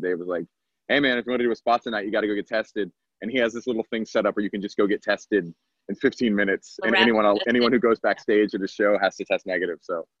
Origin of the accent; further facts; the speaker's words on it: Atlanta, Georgia, United States; moved away; also born or lived in Texas; I grew up in Atlanta, actually.